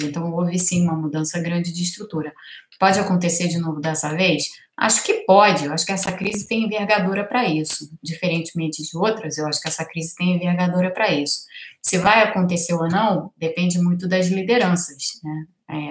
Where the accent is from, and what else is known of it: Brazil